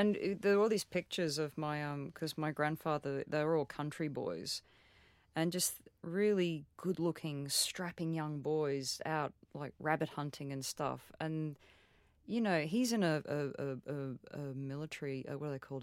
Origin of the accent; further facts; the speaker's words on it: Australia; as an Australian, like my, my grandfather's brother died uh, on the Burma Railway